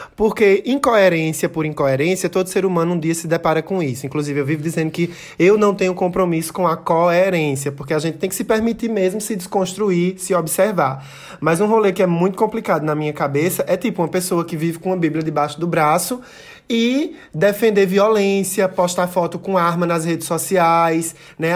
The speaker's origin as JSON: {"language": "Portuguese", "town": "Santa Cruz do Capibaribe", "region": "Pernambuco", "country": "Brazil", "said": "eu sou de Santa Cruz"}